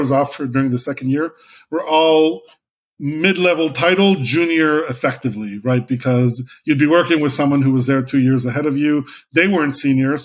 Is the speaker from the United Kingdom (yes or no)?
no; Israel; moved away as an adult; I was a guy from Israel who used to be a lawyer